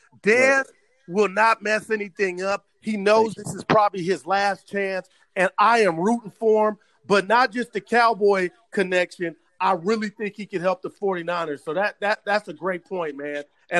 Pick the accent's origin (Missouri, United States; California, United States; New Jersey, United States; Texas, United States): Missouri, United States; I hope he plays on the franchise tag because I'm from Missouri.